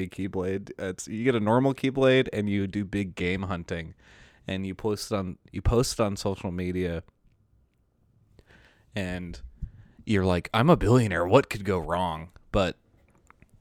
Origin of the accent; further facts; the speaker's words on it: Maryland, United States; I'm from Maryland